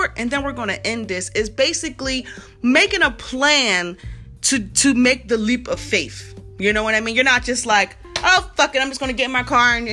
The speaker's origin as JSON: {"language": "English", "town": "Philadelphia", "region": "Pennsylvania", "country": "United States", "moved": "as an adult", "lives_now": "Atlanta, United States", "said": "I'm from Philadelphia and I moved to Atlanta"}